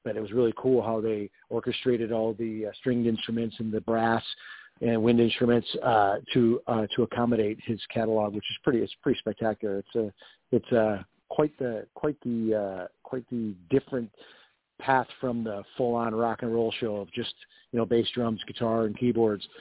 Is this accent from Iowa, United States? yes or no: no; Rochester, New York, United States; now in Nashville, United States; growing up in Rochester, New York